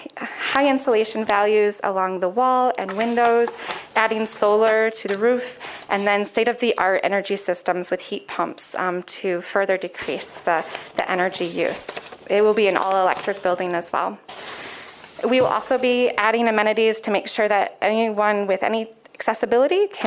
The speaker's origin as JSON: {"language": "English", "town": "Grand Rapids", "region": "Michigan", "country": "United States", "tie": "born or raised there", "said": "I was born in Grand Rapids"}